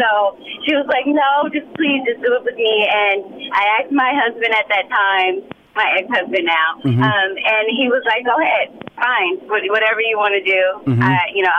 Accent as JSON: {"language": "English", "town": "Compton", "region": "California", "country": "United States", "said": "that's why I'm always screaming to the mountaintop that I'm from Compton, because I want them to see, you can do it too."}